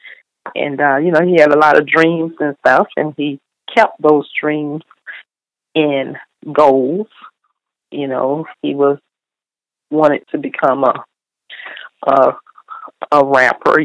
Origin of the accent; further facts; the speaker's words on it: the South, United States; I was raised in the South and I believe in family